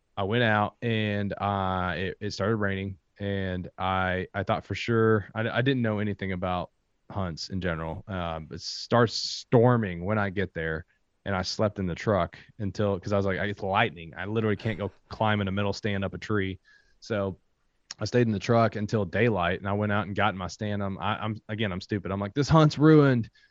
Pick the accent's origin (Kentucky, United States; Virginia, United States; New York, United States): Kentucky, United States; I am from Kentucky.